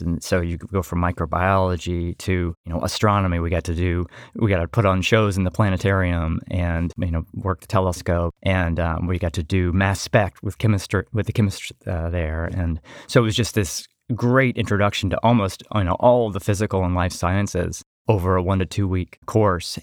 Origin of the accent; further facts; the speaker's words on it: Atlanta, Georgia, United States; also born or lived in Connecticut; I'm originally from Atlanta